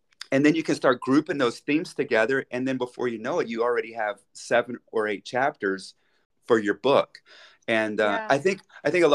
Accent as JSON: {"language": "English", "country": "United States", "also_born_or_lived": "Dallas, Texas", "moved": "as an adult", "lives_now": "Switzerland", "said": "I'm an American, of course, living in Switzerland"}